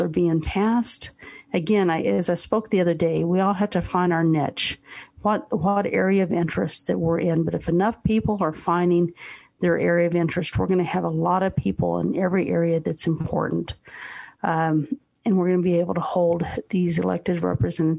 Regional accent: United States; as American citizens

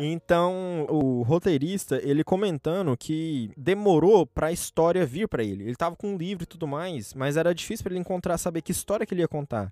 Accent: Brazil; a gente é brasileiro

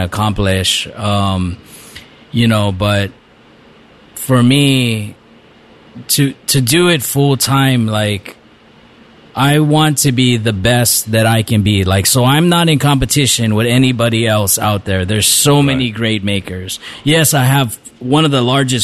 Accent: Waimea, Hawaii, United States; also born or lived in Kohala, Hawaii; growing up in Kohala and in Waimea, if you didn't fight when somebody wanted to fight, you never make it through school

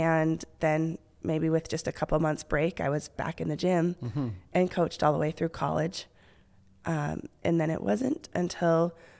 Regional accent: Okinawa, Japan; born there; Okinawa, Japan.

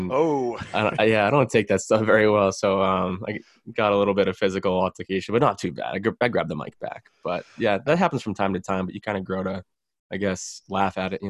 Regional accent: Boston, Massachusetts, United States; somebody heard that I was from Boston.

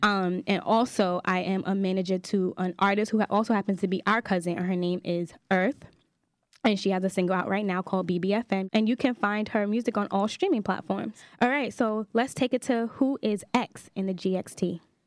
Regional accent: New York City, New York, United States; I'm from Staten Island, New York

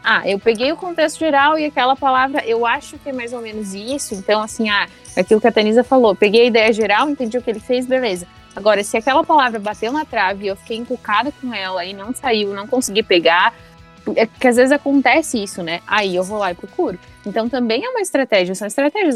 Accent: Brazil; also born or lived in Seattle, United States; eu era brasileira

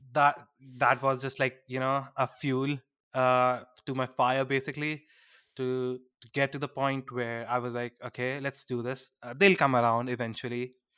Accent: India; being an Indian

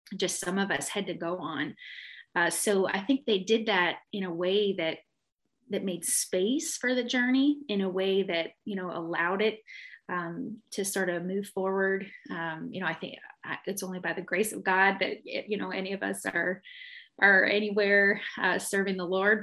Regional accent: Canada; moved away; growing up in Canada

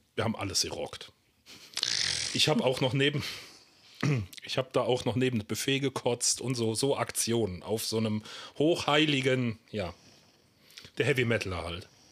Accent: Germany; Ich komme hier aus der Eifel, aus so einem kleinen 600-Seelendorf

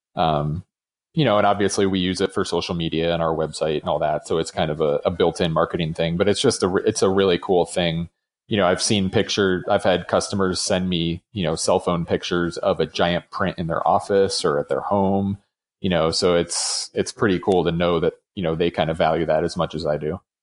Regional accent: New York, United States; now in Colorado, United States; growing up in New York

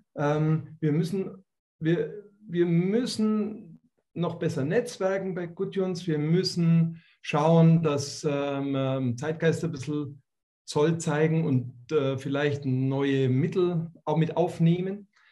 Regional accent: Bavaria, Germany; bei uns in Bayern

